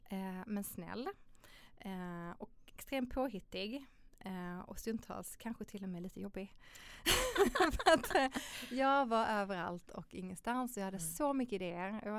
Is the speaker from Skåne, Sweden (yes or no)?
yes; Malmö, Skåne, Sweden; men om man tänker annars då så är jag uppvuxen i Malmö med eh, min mamma och pappa, mina två systrar.